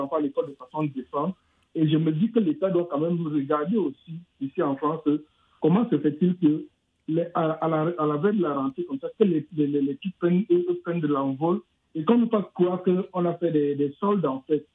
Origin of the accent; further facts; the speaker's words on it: Cameroon; je viens du Cameroun